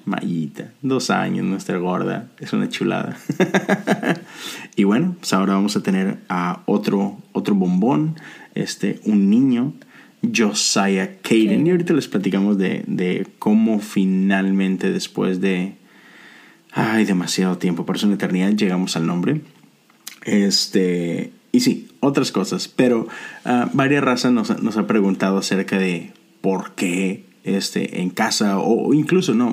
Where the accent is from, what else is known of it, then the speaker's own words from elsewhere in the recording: Monterrey, Nuevo León, Mexico; now in Houston, United States; nosotros vivimos en Houston, Texas, no somos de Houston, somos los dos de Monterrey